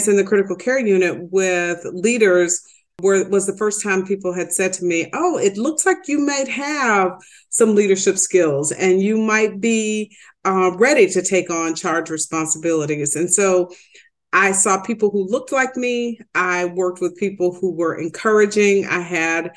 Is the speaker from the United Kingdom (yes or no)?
no; the South, United States; moved away as an adult; also born or lived in Detroit; growing up in the South